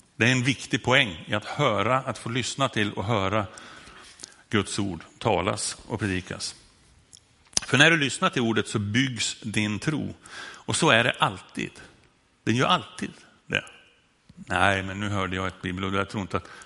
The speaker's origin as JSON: {"language": "Swedish", "town": "Sundsvall", "region": "Västernorrland County", "country": "Sweden", "said": "Här har jag dialektalt problem, därför att jag kommer från Sundsvall och där när jag säger lugn så låter det som med ö"}